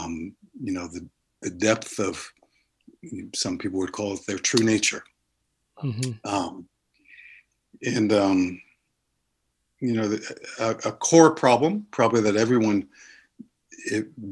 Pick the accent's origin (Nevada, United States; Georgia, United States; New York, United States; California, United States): New York, United States; New York City; now in Somerville, United States; I grew up in New York City